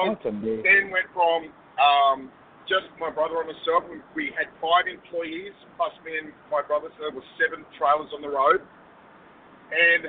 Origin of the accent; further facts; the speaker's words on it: Australia; Obviously, I'm from Australia. I'm an Australian